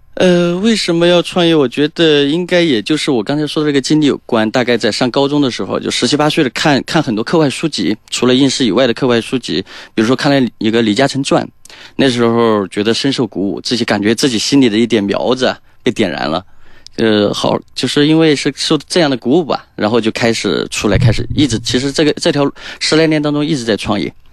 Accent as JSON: {"language": "Chinese", "region": "Chongqing", "country": "China", "also_born_or_lived": "Zhejiang / Shanghai / Jiangsu / Guangzhou", "moved": "as an adult", "said": "第一站是到浙江，就是咱们浙江，因为我是重庆人"}